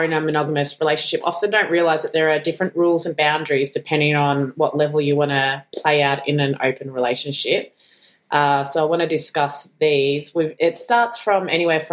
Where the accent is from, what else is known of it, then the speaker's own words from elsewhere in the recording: Australia; moved away as an adult; now in Los Angeles, United States; being an Aussie newly